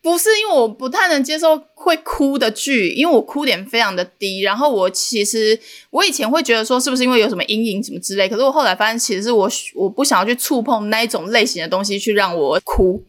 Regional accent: Changhua County, Taiwan; 我是彰化人

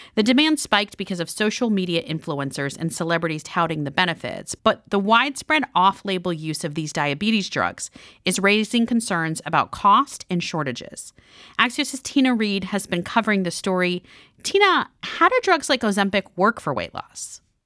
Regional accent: Miami, Florida, United States; I've been hosting from my hometown of Miami for much of the last few weeks

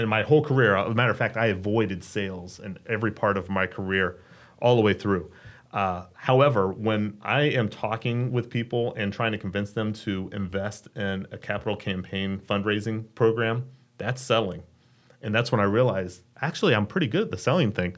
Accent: Dayton, Ohio, United States; moved away as an adult; now in Richmond, United States; I grew up in Dayton, Ohio. Thought I'd live there my entire life. relocated here about twelve years ago

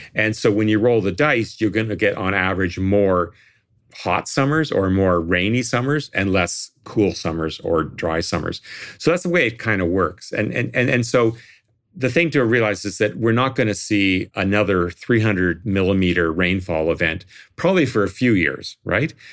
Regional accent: Toronto, Ontario, Canada; now in Nova Scotia, Canada; I come from Toronto, which has a lot of thunderstorms

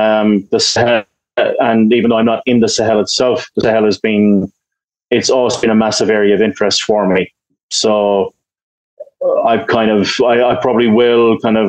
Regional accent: Ireland; I'm Irish, you know, we have a long history of peacekeeping and stuff like

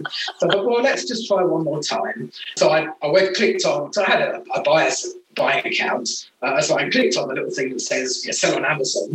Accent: United Kingdom; being a Brit

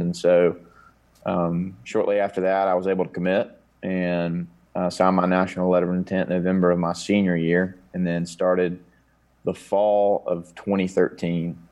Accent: Conover, North Carolina, United States; I grew up in Coon River, North Carolina

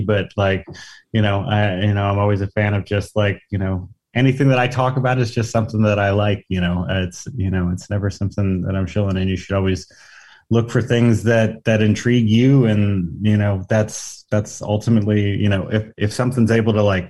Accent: New Jersey, United States; I'm a journalist from New Jersey

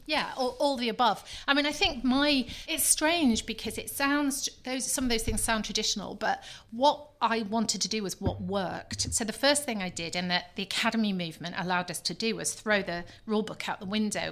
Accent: Scunthorpe, Yorkshire and the Humber, United Kingdom; I was born in Scunthorpe, daughter of a steelworker

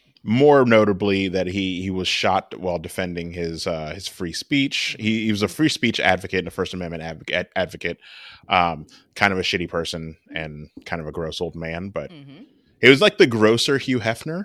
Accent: Canada; We're Canadian, for our Canadian listeners.

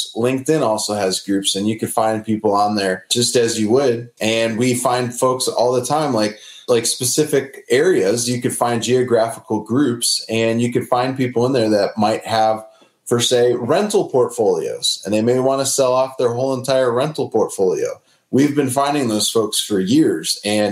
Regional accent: Northwest Chicago suburbs, Illinois, United States; moved away; I grew up in the Northwest Chicago suburbs

